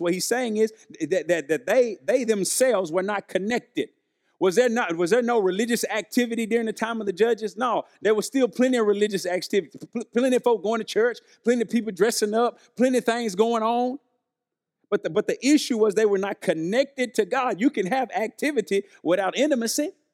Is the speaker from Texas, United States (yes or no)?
no; Arkansas, United States; I'm from Arkansas, we're living in Arkansas